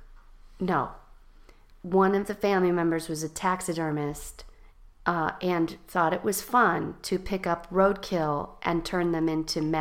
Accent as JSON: {"language": "English", "town": "Chicago", "region": "Illinois", "country": "United States", "tie": "born or raised there", "said": "I grew up in Chicago. Well, I grew up in the suburbs, then to Chicago. I moved to Chicago when I was about 12 years old and grew up here till I went to college"}